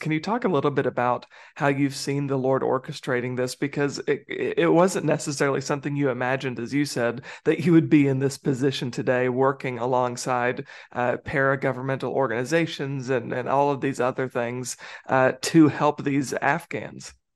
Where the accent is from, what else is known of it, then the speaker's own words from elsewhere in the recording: United States; as an American